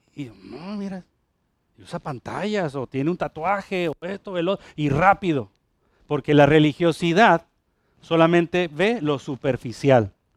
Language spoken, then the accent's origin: Spanish; Mexico; now in Ponce, Puerto Rico; allá, allá en México, el, grupo donde yo crecí